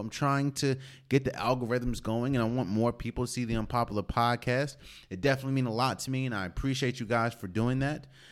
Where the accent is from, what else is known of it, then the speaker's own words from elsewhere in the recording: United States; I'm from the Maryland, D C area. Born and raised.